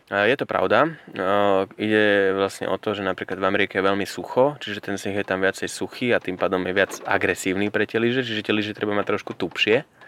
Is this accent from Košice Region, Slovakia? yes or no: no; Starý Smokovec, Prešov Region, Slovakia; ja som priamo zo Starého Smokovca